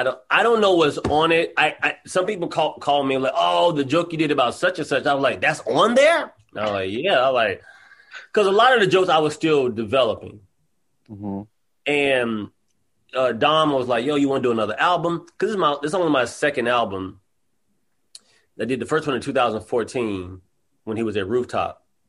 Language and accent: English; the South, United States; Like, I'm from the South, so I go home and I see that people are, like, sitting in their yards, they're talking.